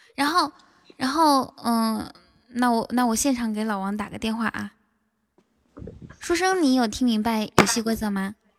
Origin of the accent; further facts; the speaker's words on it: Inner Mongolia, China; 我内蒙古的